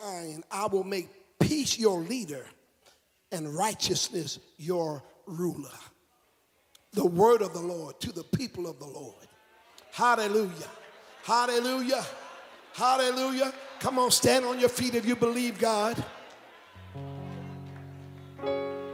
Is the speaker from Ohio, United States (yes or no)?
no; South Carolina, United States; I'm from South Carolina. I'm from down by town.